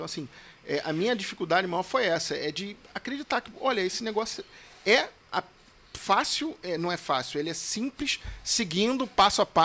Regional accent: Rio de Janeiro, Brazil; eu sou advogado aqui do estado do Rio de Janeiro

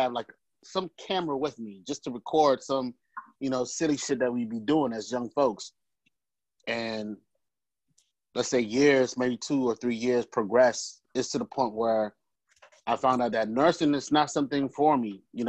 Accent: Nigeria; now in United States; as a Nigerian, you know, most Nigerian, your parents want you to be in, you know, either a nurse or doctor

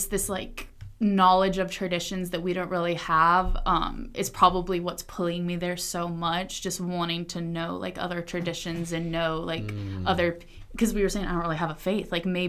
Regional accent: Atlanta, Georgia, United States; I'm from Atlanta.

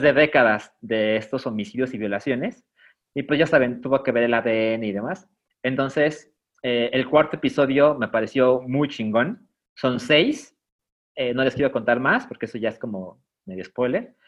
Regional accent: Mexico; yo como mexicano

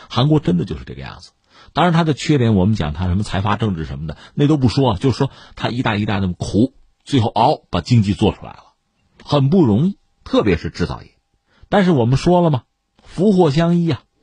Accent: China; 对我们中国人来讲

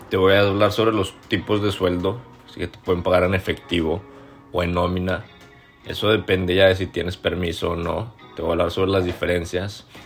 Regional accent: Torreón, Coahuila, Mexico; now in Toronto, Canada; Tengo 24 años, soy lagunero, soy de Coahuila, norteño, orgullosamente del norte, cabrón pero sobre todo soy mexicano, así como tú y como muchas personas que espero nos estén escuchando el día de hoy. Actualmente vivo en Toronto, Canadá.

